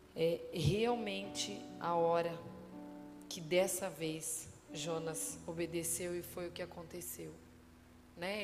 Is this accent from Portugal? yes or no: no; Realeza, Paraná, Brazil; eu estava aqui em Realeza, 100 quilômetros daqui, onde eu nasci